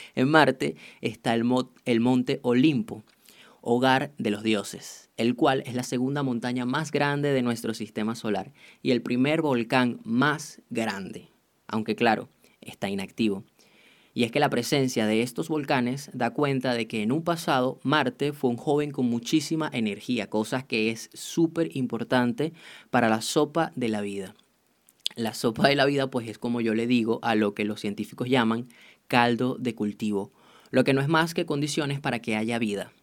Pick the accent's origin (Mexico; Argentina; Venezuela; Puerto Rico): Venezuela; yo soy venezolano